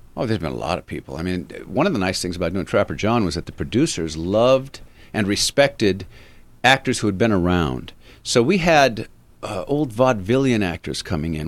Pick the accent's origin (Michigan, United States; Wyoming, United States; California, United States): California, United States; Avalon; moved away; also born or lived in Los Angeles; I grew up in Avalon